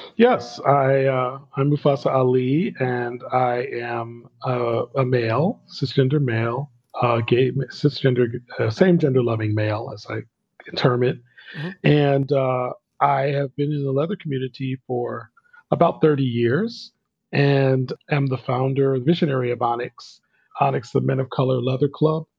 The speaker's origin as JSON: {"language": "English", "region": "New Jersey", "country": "United States", "tie": "born or raised there", "said": "I grew up in New Jersey, and New York City was just a stone's throw away"}